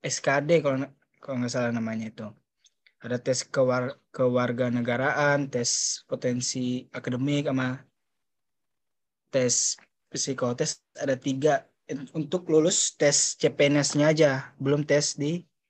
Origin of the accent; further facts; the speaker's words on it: Papua, Indonesia; dari Papua